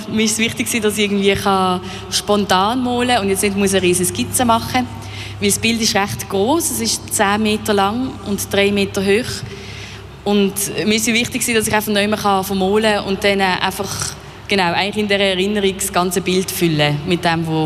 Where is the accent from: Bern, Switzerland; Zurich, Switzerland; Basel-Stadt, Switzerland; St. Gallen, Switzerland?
Basel-Stadt, Switzerland; Basel; also ich komme aus Basel, wie man vielleicht hört